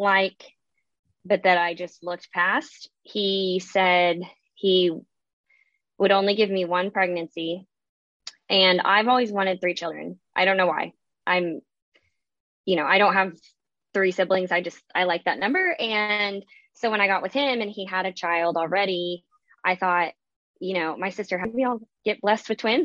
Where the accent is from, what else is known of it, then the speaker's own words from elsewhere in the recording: the South, United States; I'm from the South